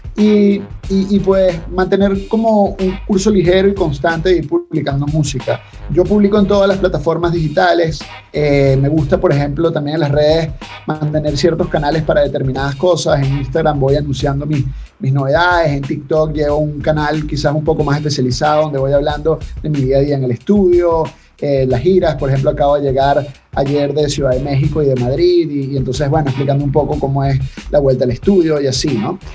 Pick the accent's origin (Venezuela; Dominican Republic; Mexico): Venezuela; los venezolanos tenemos